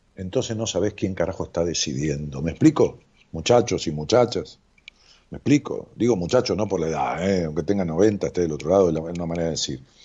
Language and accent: Spanish; Ramos Mejía, Buenos Aires Province, Argentina; now in Buenos Aires, Argentina; allá en mi pueblo, digo pueblo con todo cariño, es una ciudad de qué sé 300, 400 mil habitantes, este, Ramos Mejía